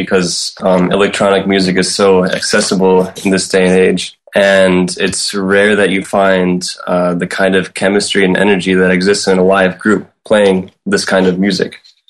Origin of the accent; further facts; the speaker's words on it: Cleveland, Ohio, United States; now in New York City, United States; I was born in Cleveland, Ohio. So far I've spent 4 years in New York City